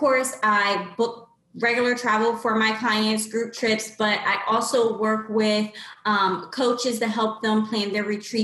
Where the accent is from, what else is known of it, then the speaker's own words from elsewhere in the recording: Lancaster, Pennsylvania, United States; moved away as an adult; now in Philadelphia, United States; I've been in the Philadelphia area back and forth for a few years, but I'm actually from Lancaster, Pennsylvania, where the Amish people live.